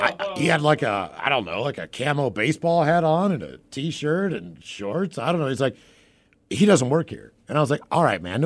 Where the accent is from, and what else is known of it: Seattle, Washington, United States